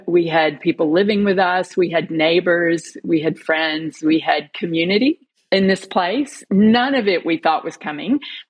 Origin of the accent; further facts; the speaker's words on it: United States; moved away as an adult; now in Melbourne, Australia; By my voice, you can tell that I'm not Australian, but I am. I'm an American who married an Australian who has become an Australian citizen living in Melbourne.